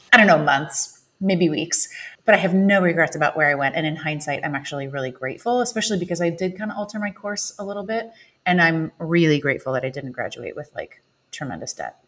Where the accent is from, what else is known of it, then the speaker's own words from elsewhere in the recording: Illinois, United States; I grew up in Illinois